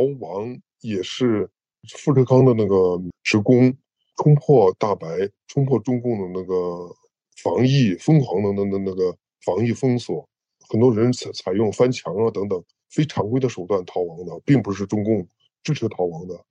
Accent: Henan, China; 在航空港区。我住的地方大概离这个位置有二十公里左右。然后我得到的消息，一个是朋友之间的议论，我就是当地人嘛。

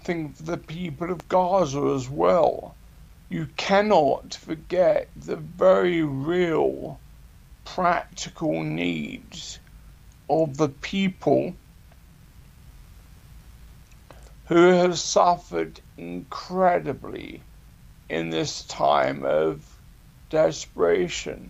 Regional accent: United Kingdom; even though I'm a Brit

